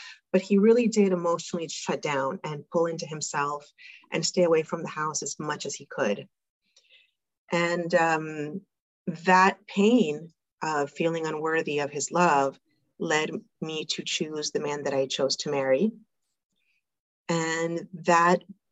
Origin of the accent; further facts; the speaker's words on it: South Florida, United States; moved away as an adult; also born or lived in New York; now in Argentina; I was raised in South Florida